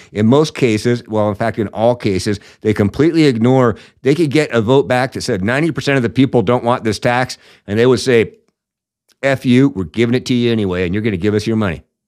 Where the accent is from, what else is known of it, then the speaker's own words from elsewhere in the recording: Washington, United States; the communist state of Washington here a little bit, which, as most of you know, is where I'm from